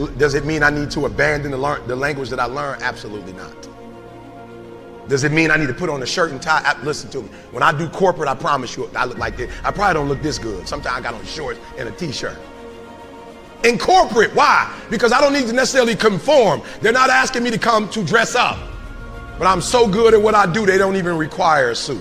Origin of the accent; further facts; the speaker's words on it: Detroit, Michigan, United States; I'm from Detroit.